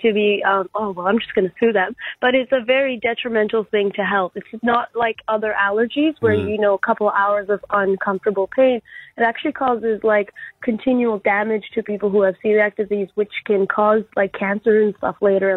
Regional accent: Vancouver, British Columbia, Canada; now in Brisbane, Australia; I'm actually from Vancouver, Canada. I live in Brisbane, but I'm from here originally and visiting my family after 2.5 years

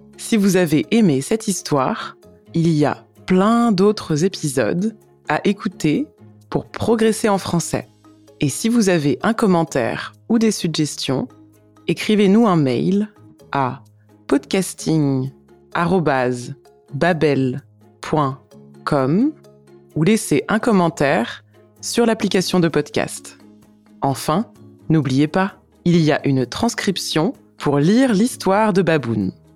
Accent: France; je suis française

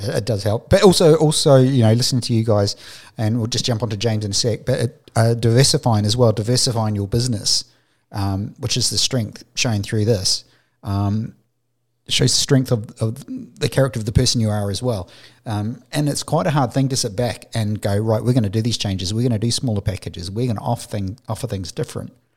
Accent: New Zealand; moved away; I'm from New Zealand, my family's over there.

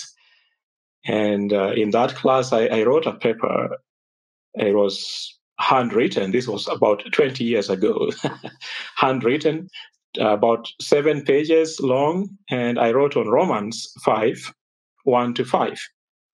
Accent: Kenya; I was raised up in Kenya

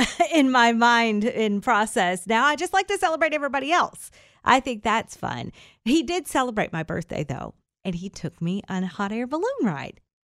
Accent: Kentucky, United States; I'm from Kentucky.

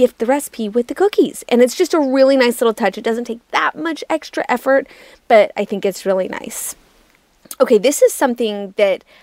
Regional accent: Utah, United States; moved away as an adult; also born or lived in New York City; I am from Utah. So I'm from the Western United States, but obviously I was living in New York City at the time.

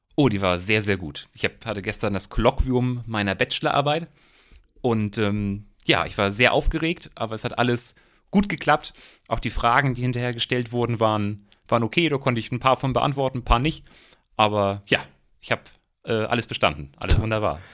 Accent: Eckernförde, Schleswig-Holstein, Germany; also born or lived in Rostock; ich komme aus Eckernförde

